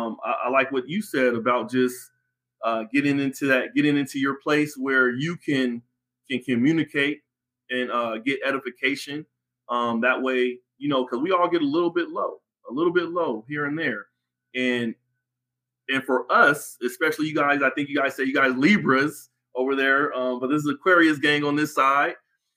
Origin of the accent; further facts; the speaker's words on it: West Coast, United States; Again, I'm from the West Coast, so …, … is a must.